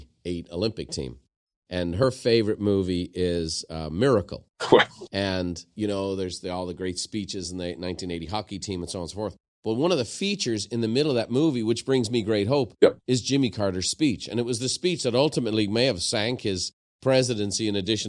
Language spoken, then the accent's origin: English; Ireland; I'm from Ireland